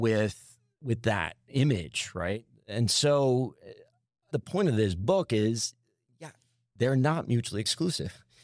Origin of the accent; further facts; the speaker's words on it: New Jersey, United States; I grew up in New Jersey